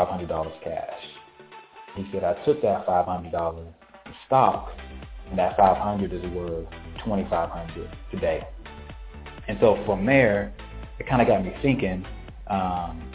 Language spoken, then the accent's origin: English; Valdosta, Georgia, United States; moved away as an adult; also born or lived in Tallahassee, Florida; now in Atlanta, United States; I'm from Valdosta, Georgia, born and raised.